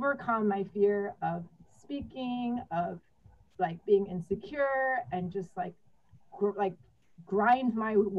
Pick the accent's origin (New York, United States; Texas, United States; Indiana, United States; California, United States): Texas, United States; I grew up in Texas as like one of the few Asians amongst a sea of white, beautiful white blonde girls